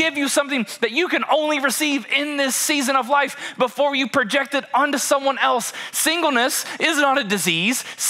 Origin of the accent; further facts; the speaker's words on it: Kentucky, United States; we are born and raised in Kentucky